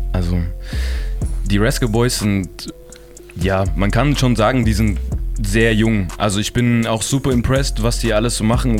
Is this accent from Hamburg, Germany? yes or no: no; Chemnitz, Saxony, Germany; wir sind aus Chemnitz